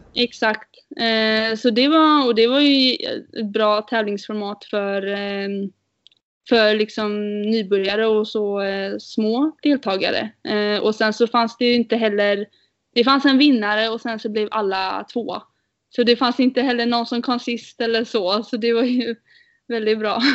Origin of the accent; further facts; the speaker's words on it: Sweden; vi är fyra tjejer från eh, Sverige som kör